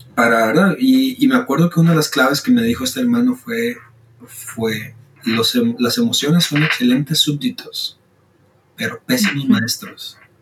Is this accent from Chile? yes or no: no; Costa Rica; Soy de Costa Rica, tengo 25 años